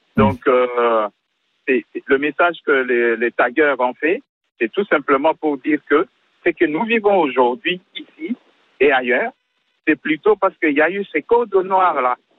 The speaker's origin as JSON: {"language": "French", "country": "France", "said": "je suis français, nous sommes français"}